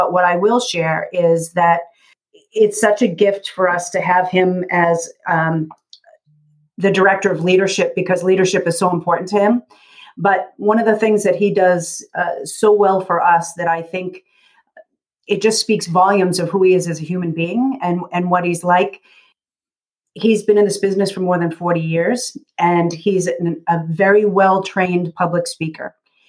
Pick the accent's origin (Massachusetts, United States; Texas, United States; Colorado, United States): Massachusetts, United States; accent: Kennedy-like; just outside of Boston. Okay. Just outside of Boston. But I grew up doing the cheap seats at the Red Sox